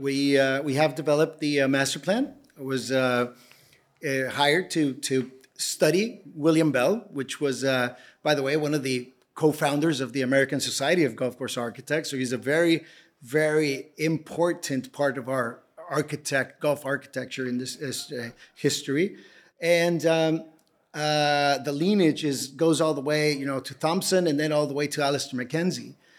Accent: Tijuana, Baja California, Mexico; also born or lived in Edinburgh; born and raised in Tijuana

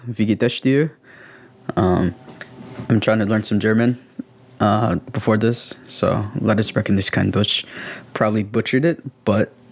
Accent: Escuintla, Guatemala; born there; In my case, I grew up my whole life thinking I was born in Santiago Atitlan. But at 23, I found out I was really born in Escuintla.

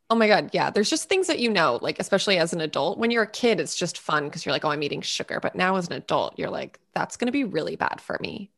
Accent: New England, United States

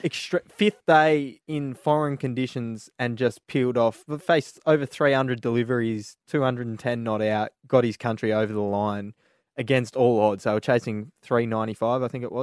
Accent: Australia; being an Aussie cricket fan

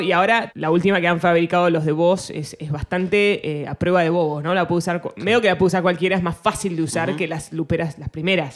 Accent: Argentina; first language Spanish; moved away; also born or lived in United States; yo soy argentina, orgullosamente argentina

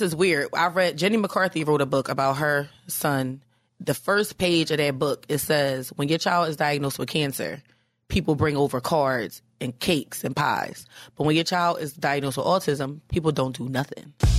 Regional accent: Philadelphia, Pennsylvania, United States; now in New York, United States; I'm from Philly

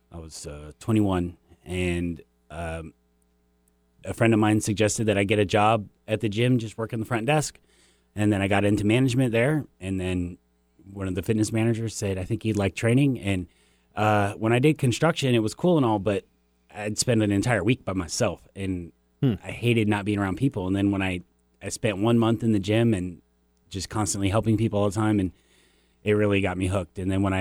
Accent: Seattle, Washington, United States; I grew up in West Seattle, kind of a humble beginning

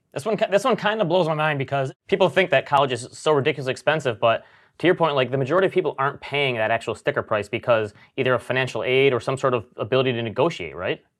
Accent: Grand Rapids, Michigan, United States; born or raised there

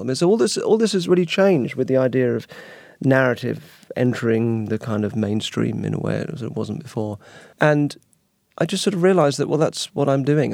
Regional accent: United Kingdom; being British and naturally apologetic

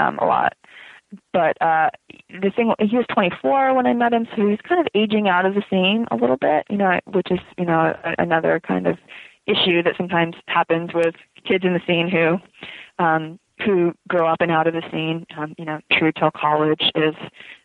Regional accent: West Palm Beach, Florida, United States; moved away as an adult; also born or lived in Vermont; We grew up in West Palm Beach, Florida

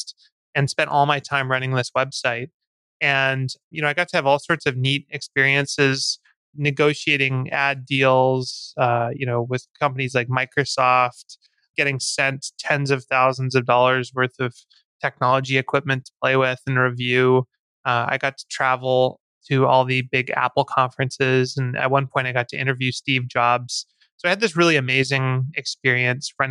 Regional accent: Vancouver, British Columbia, Canada; also born or lived in Victoria, Canada; So I grew up in Vancouver, Canada

